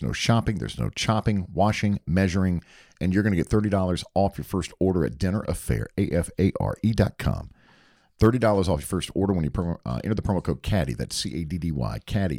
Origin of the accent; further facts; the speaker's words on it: Hickory, North Carolina, United States; In Hickory, North Carolina, where I grew up outside of Charlotte, it was the Sunbeam Bread Factory Outlet.